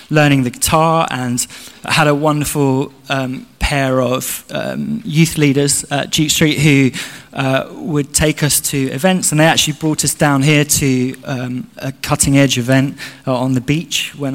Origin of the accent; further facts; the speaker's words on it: London, United Kingdom; moved away; I grew up in South London near Kew Gardens